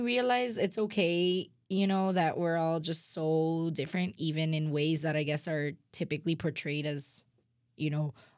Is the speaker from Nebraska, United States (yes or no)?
no; Miami, Florida, United States; moved away as an adult; now in Indiana, United States; I'm from Miami. I went to public school